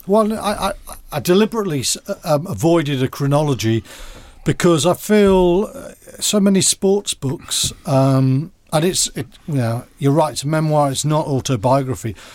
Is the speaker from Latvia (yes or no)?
no; Wales, United Kingdom; moved away; also born or lived in Bath; as a Welsh schoolboy and someone who's in the Welsh squad